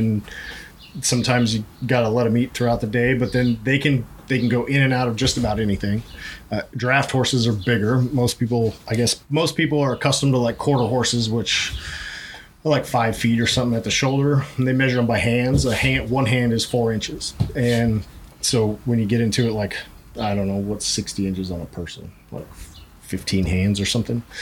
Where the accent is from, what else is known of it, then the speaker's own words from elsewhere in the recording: Idaho, United States; moved away; I grew up in Idaho. I grew up around the rodeo